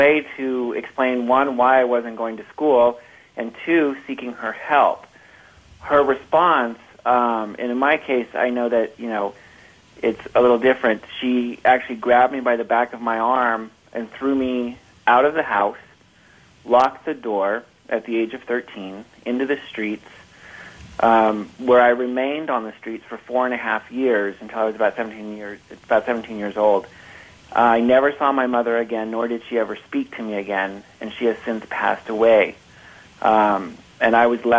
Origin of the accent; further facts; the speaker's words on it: San Francisco, California, United States; I grew up in the Northern California area, which is where I live now.